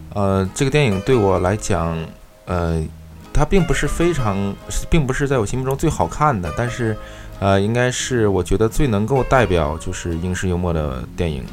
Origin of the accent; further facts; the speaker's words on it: Northeast China, China; 其实我的家乡是在东北